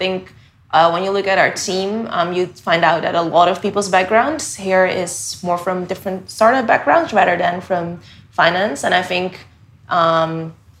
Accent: Netherlands; moved away as an adult; now in Hong Kong; I am originally from the Netherlands, and I've been in Hong Kong for the past almost 4 years now

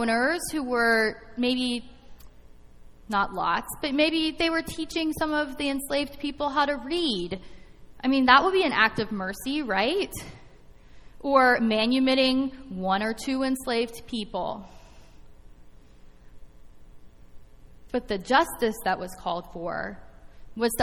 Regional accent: West Virginia, United States; now in St. Louis, United States; I'm from West Virginia

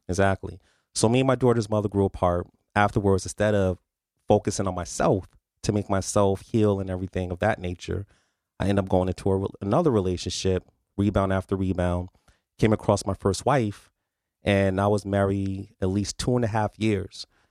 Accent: New Haven, Connecticut, United States; I was born and raised in New Haven

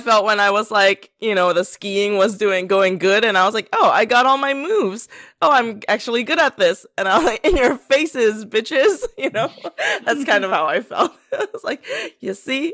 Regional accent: Pennsylvania, United States; moved away; also born or lived in South Korea; I grew up in Pennsylvania

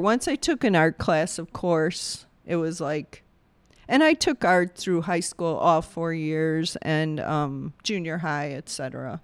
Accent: Bolingbrook, Illinois, United States; also born or lived in Englewood, Chicago; Then the folks moved out to Bolingbrook, uh, Southwest suburbs and grew up there my whole life

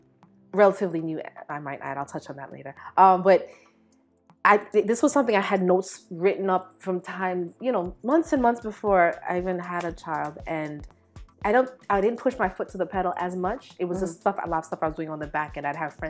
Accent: Belize; born there; I was born in Belize. My mother's from Jamaica. I went back and forth a lot.

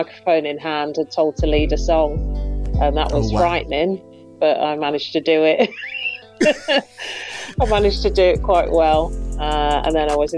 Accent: Birmingham, West Midlands, United Kingdom; I'm from Birmingham. I'm a Birmingham girl.

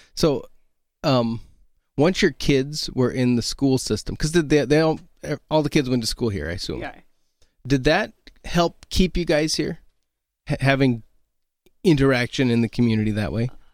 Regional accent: Oregon, United States; moved away as an adult; now in Milbank, United States; I'm from Oregon. I grew up out there, and we came here 2008.

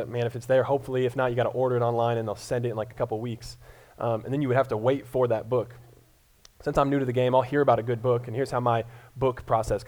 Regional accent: Colorado, United States; moved away as an adult; now in Columbia, Missouri, United States; I'm originally from Colorado

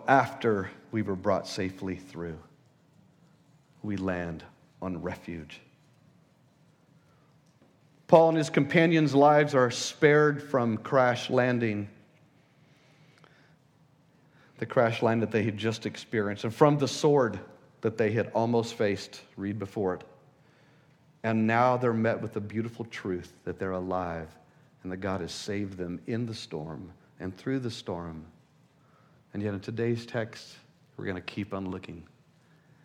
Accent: El Paso, Texas, United States; I was born in El Paso, the desert

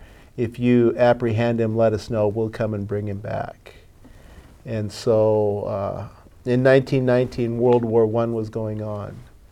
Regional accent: Swinomish Indian Reservation, Washington, United States; I am 57 years old, born and raised at Swinomish. I live three doors down from the house I was raised in, so I've never lived any other place in my life.

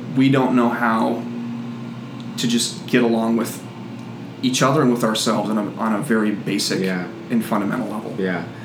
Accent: United States; being an American

